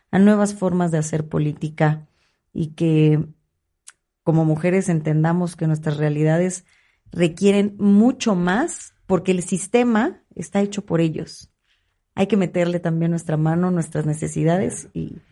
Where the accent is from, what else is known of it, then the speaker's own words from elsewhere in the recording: State of Mexico, Mexico; soy emanada del PRI, pero soy más mexiquense que priista. Y quiero que a mi Estado le vaya bien.